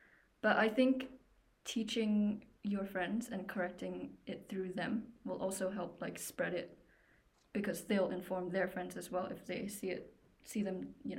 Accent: Singapore; my pronouns are she, her, and I'm from Singapore.

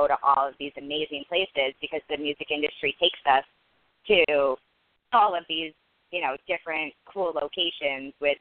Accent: Vermont, United States; So I'm from Vermont

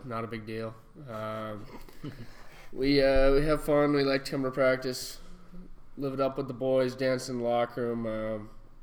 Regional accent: Grand Forks, North Dakota, United States; moved away; I'm from Grand Forks, North Dakota

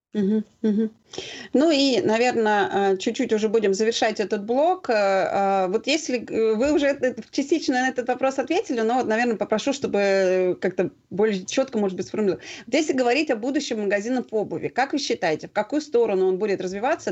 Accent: Moscow, Russia; мы как москвичи, да, то есть ну, как в московском регионе

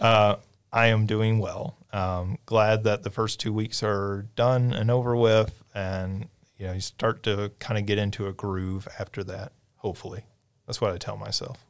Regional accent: Paducah, Kentucky, United States; moved away; Paducah, which is where I'm from

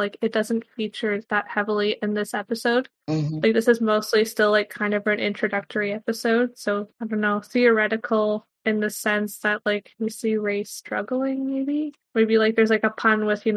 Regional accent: Canada; I am a Canadian university student

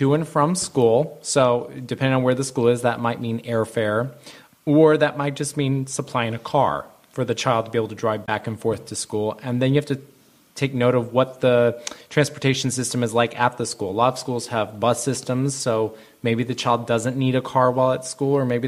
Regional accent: Texas, United States; moved away; I'm from Texas

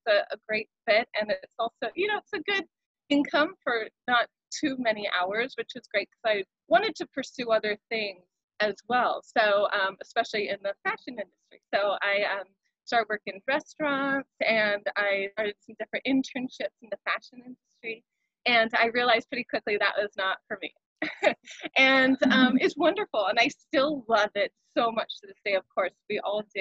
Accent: Central Valley, California, United States; now in Hawaii, United States; growing up in California. I grew up in Central Valley

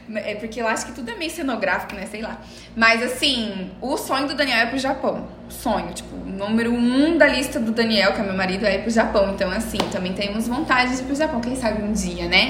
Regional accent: Presidente Prudente, São Paulo, Brazil; also born or lived in Porto Alegre; now in Maringá, Brazil; Eu sou de Presidente Prudente, morei em Porto Alegre cinco anos e depois vim pra Maringá

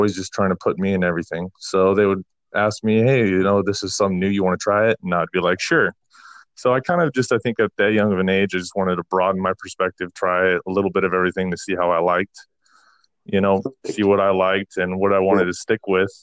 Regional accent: Taos, New Mexico, United States; moved away; I was born in Taos, New Mexico, December 30th, 1992

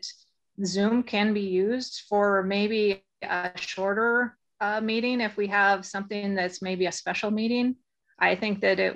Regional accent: Phillips County, Montana, United States; I am from Phillips County and fourth generation rancher in Phillips County

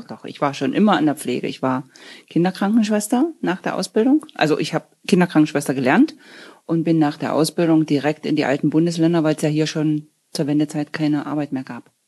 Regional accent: Wieskau, Saxony-Anhalt, Germany; also born or lived in Dessau; now in Gröbzig, Germany; Wiesgau ist ja mein Geburtsort zwar nicht, aber habe ich mein ganzes Leben gelebt

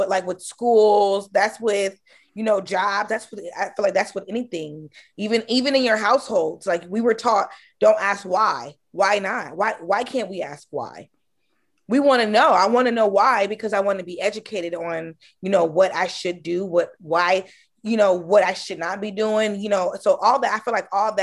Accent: Oakland, California, United States; I'm from Oakland, California. You know what I mean? I'm not from Georgia.

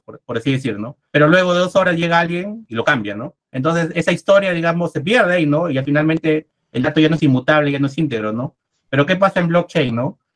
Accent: Peru; yo soy, soy de Perú

